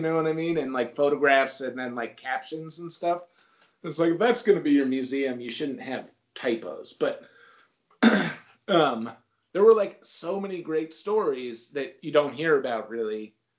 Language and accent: English; Northeast, United States; also born or lived in Memphis; I grew up in the Northeast and I live in the Northeast